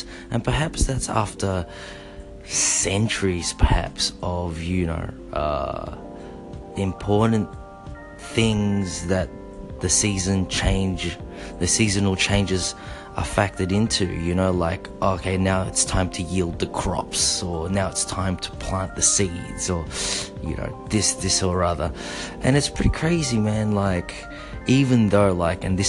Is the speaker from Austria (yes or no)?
no; Melbourne, Victoria, Australia; accent: Aussie; also born or lived in Osaka, Japan; when you hail from Melbourne, Victoria, Australia, not Melbourne, Florida